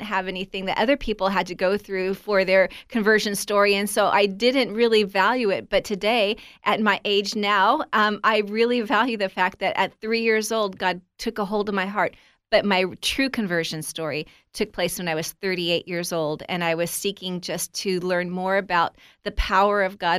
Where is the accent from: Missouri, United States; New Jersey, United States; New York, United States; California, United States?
California, United States; Southern; I was raised in Southern California to a family that were believers